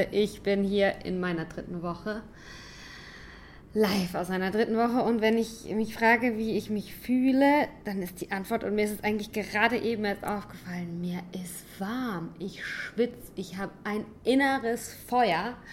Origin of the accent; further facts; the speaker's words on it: St. Leon-Rot, Baden-Württemberg, Germany; Ich komme aus St. Leon Roth. Ich habe noch nie nicht in Deutschland gelebt.